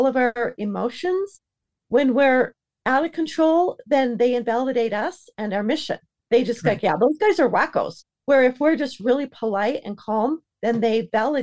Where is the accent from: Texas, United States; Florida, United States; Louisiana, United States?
Florida, United States; now in Utah, United States; I'm from Florida, and my family, I have family that lives there